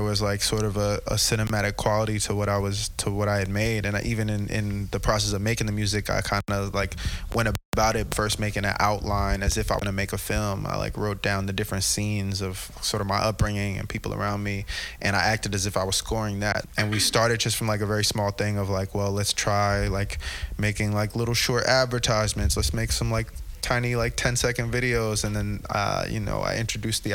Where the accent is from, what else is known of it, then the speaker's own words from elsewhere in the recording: Montclair, New Jersey, United States; I'm from Montclair, New Jersey.